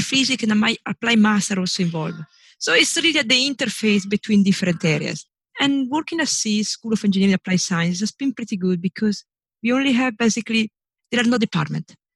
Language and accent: English; northern Italy, Italy; moved away as an adult; I was born in Italy. I was raised in Italy. I grew up in Italy.